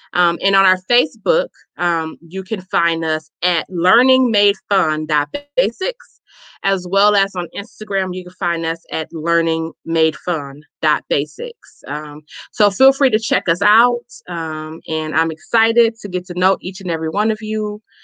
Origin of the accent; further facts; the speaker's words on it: Chicago, Illinois, United States; now in Milwaukee, United States; I am a native born, um, born and raised in Chicago, Illinois